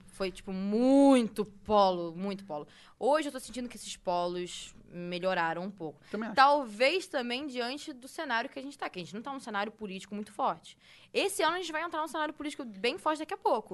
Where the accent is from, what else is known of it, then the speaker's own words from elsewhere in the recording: Rio de Janeiro, Brazil; now in São Paulo, Brazil; Eu sou do Rio de Janeiro, tudo bem, tô morando em São Paulo